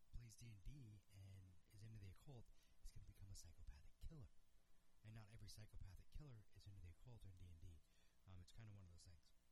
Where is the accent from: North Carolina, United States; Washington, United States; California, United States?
Washington, United States; my home state, Wenatchee, Washington